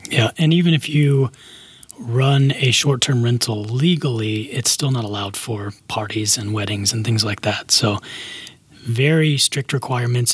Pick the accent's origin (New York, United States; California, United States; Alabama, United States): Alabama, United States; now in Las Vegas, United States; where I grew up in Alabama.